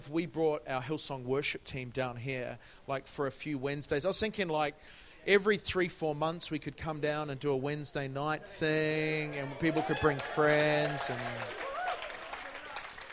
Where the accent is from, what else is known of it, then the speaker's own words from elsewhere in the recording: New Zealand; moved away as an adult; now in London, United Kingdom; I am originally from New Zealand